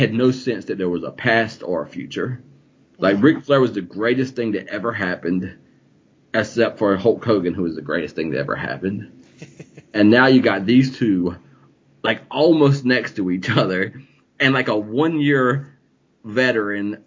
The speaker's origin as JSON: {"language": "English", "region": "the South", "country": "United States", "said": "I came from the South"}